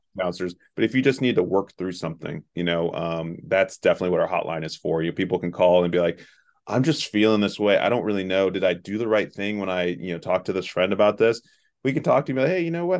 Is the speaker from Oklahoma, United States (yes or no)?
no; Southeast Ohio, United States; also born or lived in Chicago, Illinois; I grew up here in Southeast Ohio.